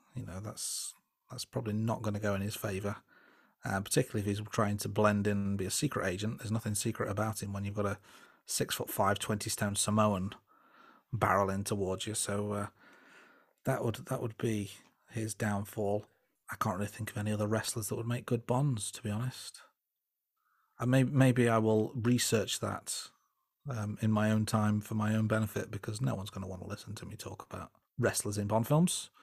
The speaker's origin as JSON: {"language": "English", "region": "England", "country": "United Kingdom", "said": "I am English and I'm age thirty-seven"}